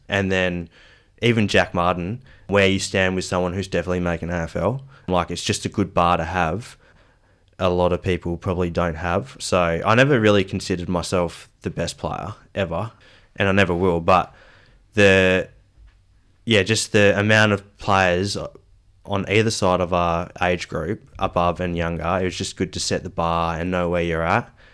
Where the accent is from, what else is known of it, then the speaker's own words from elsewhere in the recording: Perth, Western Australia, Australia; also born or lived in Geraldton; I'm from Perth. So, yeah, grew up in Perth until I was ten years old.